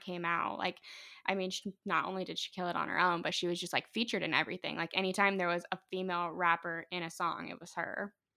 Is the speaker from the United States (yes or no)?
yes; Larwell, Indiana, United States; also born or lived in Fort Wayne, Indiana; I was born in Fort Wayne, but I grew up in the most part near, like, South Whitley. It's a little town called Larwell with my mom